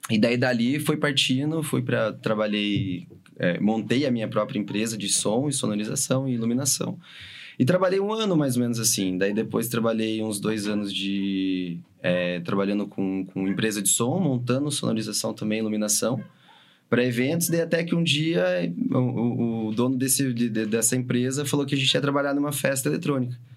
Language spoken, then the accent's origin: Portuguese; São José dos Pinhais, Paraná, Brazil; tô em São José. tô aqui, velho. Tô de boa aqui. tô na minha terra